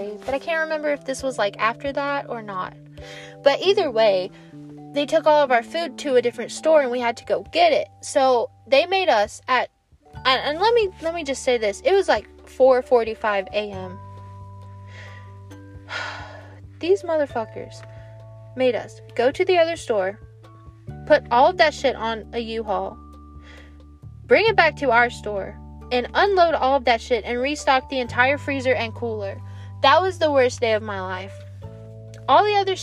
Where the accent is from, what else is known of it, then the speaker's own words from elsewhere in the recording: United States; as an American